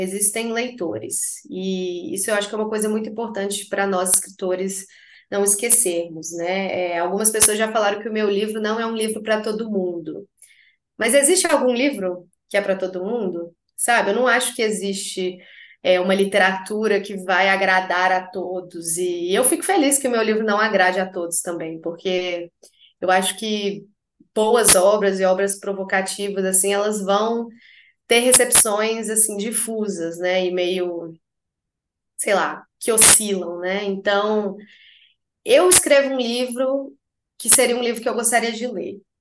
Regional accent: Belo Horizonte, Minas Gerais, Brazil; moved away as an adult; now in United States; eu nasci em Belo Horizonte, morei em Belo Horizonte, na mesma casa, para sempre, assim até eu sair e ir para os Estados Unidos

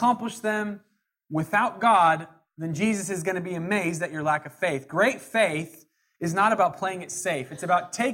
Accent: Jackson County, Southern Oregon, United States; I'm from Jackson County down in Southern Oregon

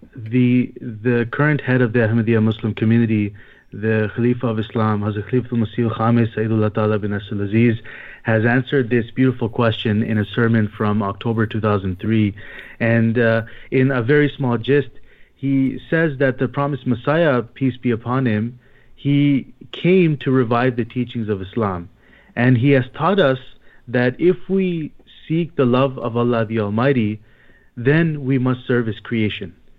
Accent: Toronto, Ontario, Canada; moved away as an adult; now in Micronesia; I'm originally from Toronto

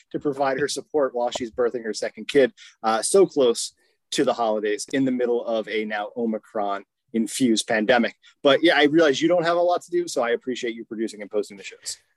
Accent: England, United Kingdom; accent: English; English indignation, uh, such that we uh, all rose up, we being uh, what is clearly uh, a cohort uh, in which I am a part, given my accent

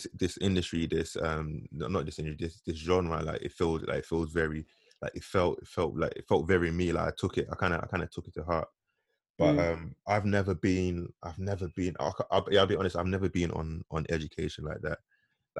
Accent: London, United Kingdom; we grew up in Tottenham, but yeah. my family, like, we had always like kind of moved around, but for me, Tottenham was like our most stable stage

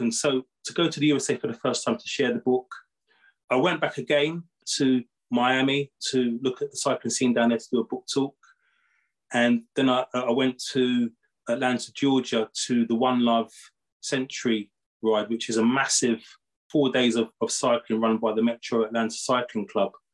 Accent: United Kingdom; I'm from Great Britain

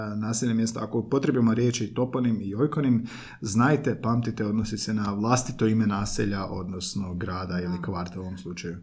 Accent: Belišće, Osijek-Baranja County, Croatia; now in Zagreb, Croatia; Ja sam iz Belišća i tamo nema kvartova.

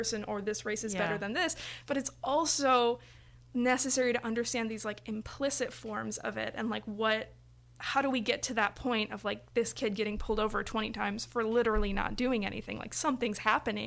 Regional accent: Valparaiso, Indiana, United States; my neighborhood growing up in Valpo, being next to Gary

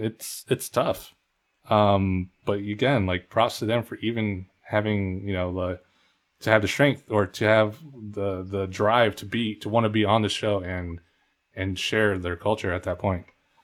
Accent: Philippines; The three of us being Filipino, we have our own cultural dances.

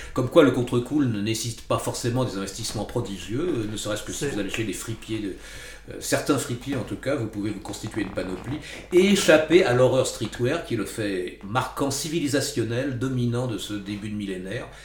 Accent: Val-d'Oise, Île-de-France, France; also born or lived in Paris; je ne suis pas né à Paris ni dans le 8e arrondissement, même si j'y habité euh, chez mon cousin pendant 2-3 ans. Je suis né dans le Val d'Oise

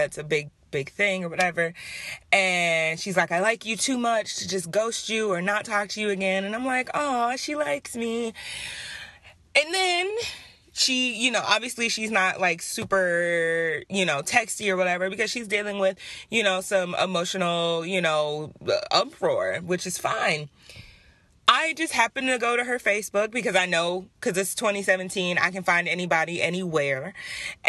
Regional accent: Detroit, Michigan, United States; moved away; we're both from Detroit

